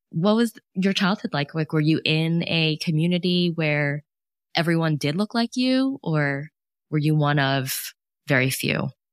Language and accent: English; New York City, New York, United States; moved away as an adult; also born or lived in Los Angeles; now in Buffalo, United States; I was born and raised downtown Manhattan, lived there almost, like, literally for, like, almost forty years